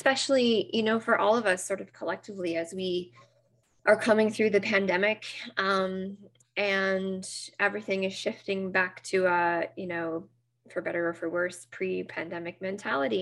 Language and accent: English; Nova Scotia, Canada; I'm from Nova Scotia, so just north of Maine